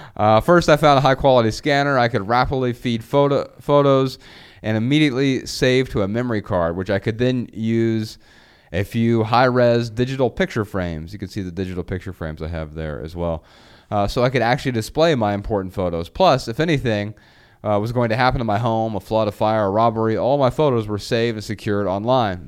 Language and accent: English; Dayton, Ohio, United States; moved away; Dayton, Ohio last month, on a quick break from tour, I felt revived by waves of nostalgia as I maneuvered through my hometown.